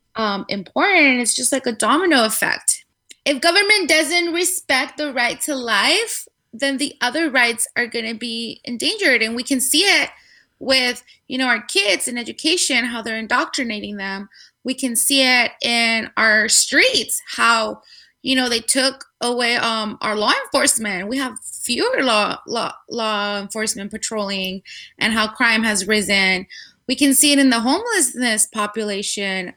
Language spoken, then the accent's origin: English; Guadalajara, Jalisco, Mexico; moved away as an adult; now in California, United States; I was born in the beautiful city of Guadalajara in Mexico. Jalisco. Um, yes, exactly. 100% Tapatia